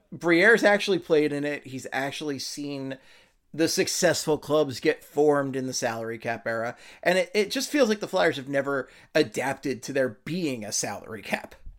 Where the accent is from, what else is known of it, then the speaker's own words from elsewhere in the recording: Philadelphia, Pennsylvania, United States; I'm from Philly